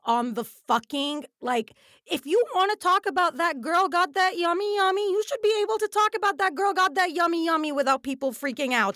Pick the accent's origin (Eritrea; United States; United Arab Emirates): United Arab Emirates; we grew up in the Emirates